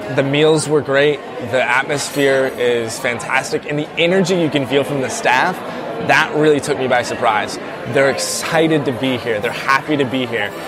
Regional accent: South Carolina, United States; I'm from the South. I'm a South Carolina, like, I grew up in South Carolina

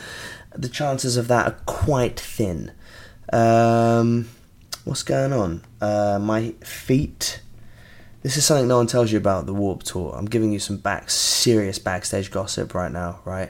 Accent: England, United Kingdom; I'm English

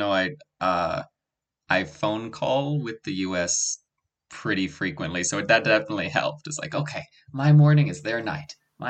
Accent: Oakland, California, United States; moved away as an adult; now in South Korea; I'm from Oakland, California. I'm moving back in March.

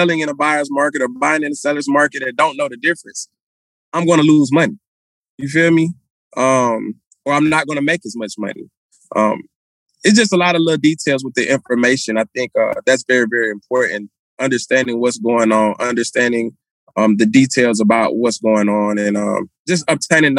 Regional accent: Atlanta, Georgia, United States; I'm from Atlanta

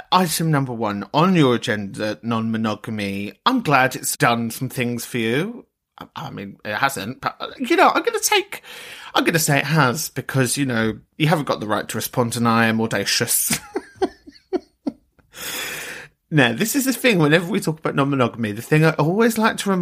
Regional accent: London, United Kingdom; I come from London

